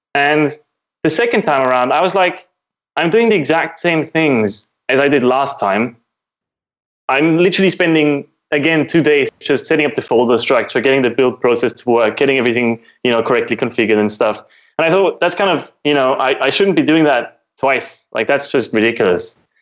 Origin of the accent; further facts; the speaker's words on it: Austria; I am from Austria, which is in Europe